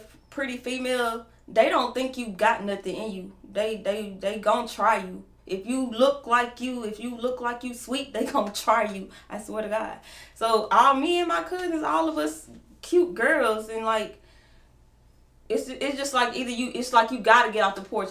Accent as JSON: {"language": "English", "town": "Winnsboro", "region": "Louisiana", "country": "United States", "tie": "born or raised there", "also_born_or_lived": "Monroe, Louisiana", "moved": "as an adult", "lives_now": "Dallas, United States", "said": "I'm from, well, I'm born in Murrah, Louisiana, raised in Winsboro, Louisiana"}